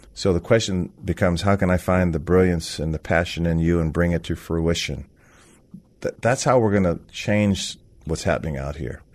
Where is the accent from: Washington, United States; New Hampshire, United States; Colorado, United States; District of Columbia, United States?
Washington, United States; Seattle; I was born on Capitol Hill at Cabrini Hospital